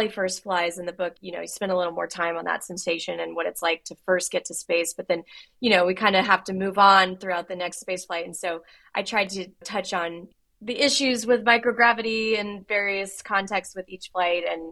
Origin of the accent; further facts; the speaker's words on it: Houston, Texas, United States; I grew up in Houston outside NASA's Johnson Space Center